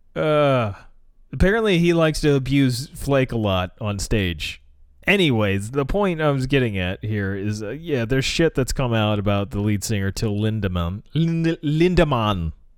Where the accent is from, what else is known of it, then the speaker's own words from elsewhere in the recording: United States; as an American